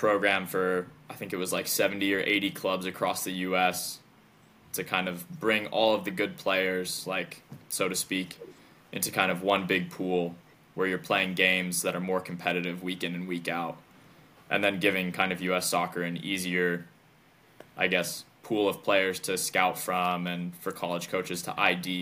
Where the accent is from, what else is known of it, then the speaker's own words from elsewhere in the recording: Charlotte, North Carolina, United States; moved away as an adult; also born or lived in Washington, D.C. / New Zealand; My family comes from the Midwest, but like I grew up in the South